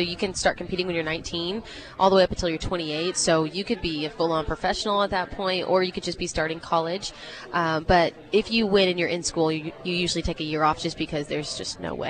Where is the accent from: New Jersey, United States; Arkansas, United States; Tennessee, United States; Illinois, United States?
Arkansas, United States; Harrison; I'm from Harrison. I went to Harrison High School there. Then I went to the University of Central Arkansas.